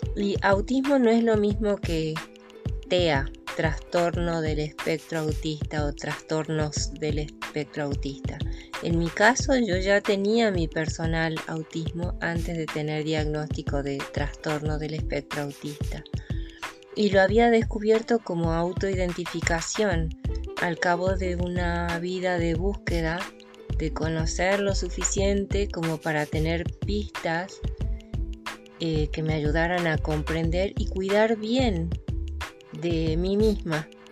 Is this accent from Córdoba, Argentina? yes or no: yes; Córdoba, Argentina; soy cordobesa